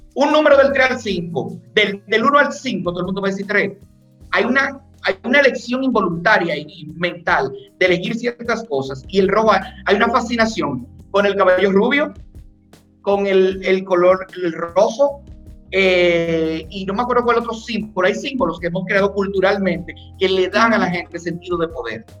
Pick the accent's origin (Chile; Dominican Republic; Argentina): Dominican Republic; yo soy dominicano